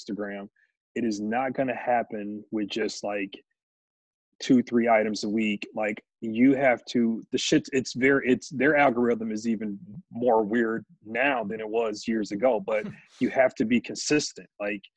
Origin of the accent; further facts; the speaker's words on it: Milwaukee, Wisconsin, United States; Born and raised here. My shop is in the neighborhood that I graduated high school